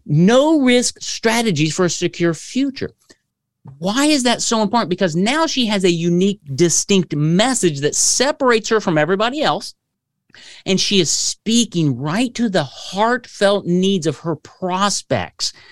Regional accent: Kokomo, Indiana, United States; I was born in Kokomo, Indiana

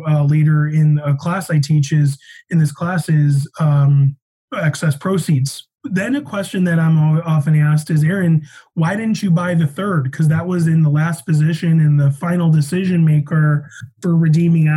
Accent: Chicago, Illinois, United States; also born or lived in Denver; now in Colorado, United States; I'm from Chicago.

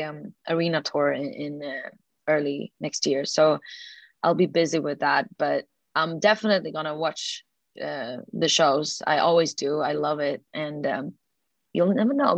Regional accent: Sweden; a girl from Sweden

